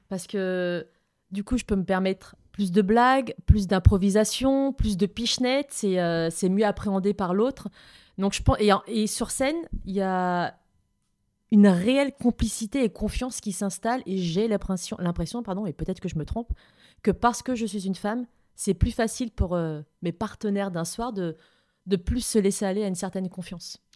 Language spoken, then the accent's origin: French; south of France, France; moved away; je viens du sud de la France